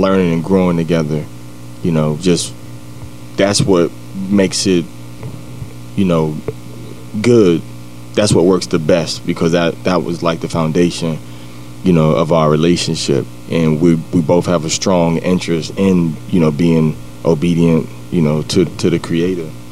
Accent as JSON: {"language": "English", "town": "New York City", "region": "New York", "country": "United States", "tie": "born or raised there", "also_born_or_lived": "Washington, D.C. / Cleveland, Ohio", "moved": "yes", "lives_now": "Columbus, United States", "said": "I'm from Jamaica, Queens, New York. Grew up in New York and D.C., Cleveland"}